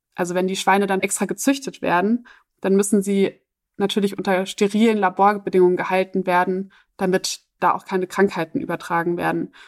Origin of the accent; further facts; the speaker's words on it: Germany; für mich als Deutsche